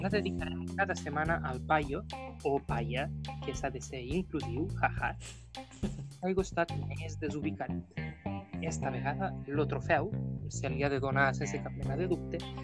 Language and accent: Catalan; Ebre, Catalonia, Spain; jo sóc de l'Ebre